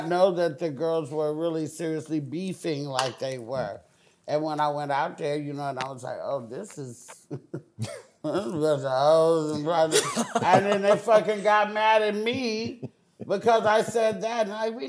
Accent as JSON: {"language": "English", "town": "Oakland", "region": "California", "country": "United States", "said": "I'm from Oakland, motherfucking California."}